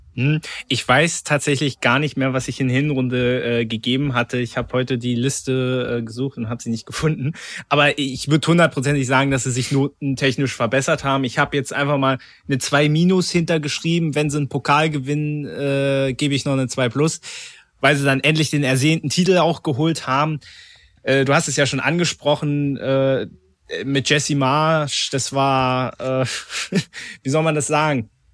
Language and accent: German; Berlin, Germany; born or raised there